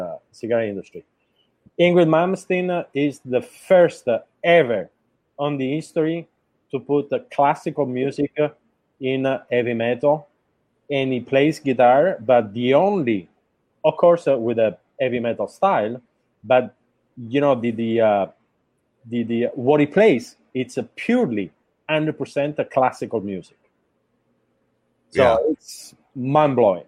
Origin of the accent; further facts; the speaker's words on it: Sicily, Italy; first language Italian; English is a second language; moved away as an adult; also born or lived in Turkey / Dominican Republic / Nicaragua; now in Miami, United States; I was born in Sicily. We have a big volcano